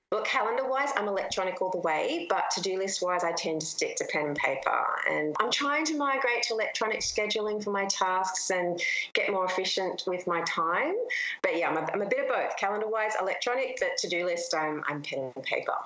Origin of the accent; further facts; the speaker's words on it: Australia; I'm from Australia and we have the most beautiful beaches in the world